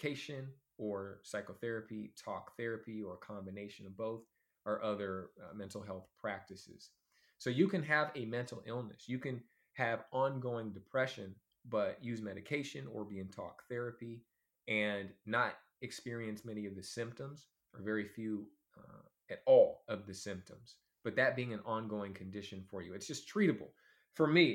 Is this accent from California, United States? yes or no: yes; Oakland, California, United States; also born or lived in Alameda, California / Los Angeles, California; I'm from Oakland, California, as well as Alameda, two cities right next to each other